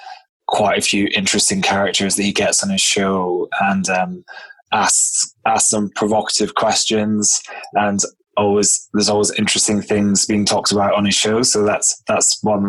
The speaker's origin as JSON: {"language": "English", "region": "Scotland", "country": "United Kingdom", "also_born_or_lived": "London", "moved": "as an adult", "said": "I'm, as you may have guessed, I'm from Scotland originally"}